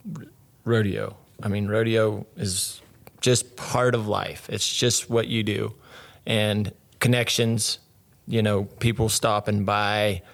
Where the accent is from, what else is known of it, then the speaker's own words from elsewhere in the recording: Willcox, Arizona, United States; I grew up born and raised Wilcox, Arizona, where I'm at now